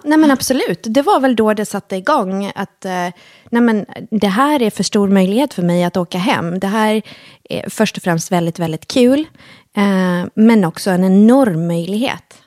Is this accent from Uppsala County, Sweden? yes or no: no; Halmstad, Halland County, Sweden; also born or lived in Helsingborg; vi flyttade från Helsingborg, som var eh, familjens bostad, till, eh, eller plats, till, eh, till Halmstad då, eh, när jag var fyra år gammal